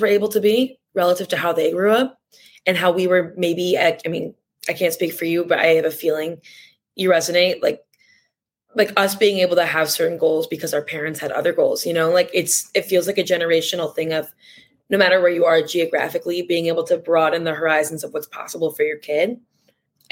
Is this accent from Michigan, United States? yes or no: yes; Bloomfield, Michigan, United States; moved away as an adult; now in New York City, United States; I grew up in Bloomfield